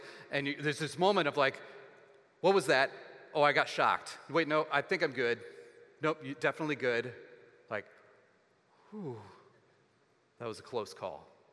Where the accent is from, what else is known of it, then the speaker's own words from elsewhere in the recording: Texas, United States; growing up in Texas